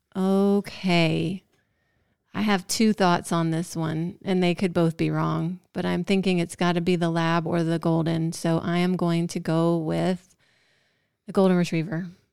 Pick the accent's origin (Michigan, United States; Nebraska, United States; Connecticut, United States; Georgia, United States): Georgia, United States; I'm from Georgia